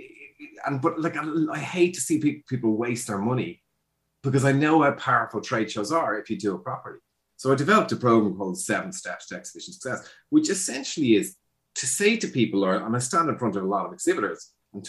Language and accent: English; Ireland; also born or lived in Dublin, Ireland; I'm Irish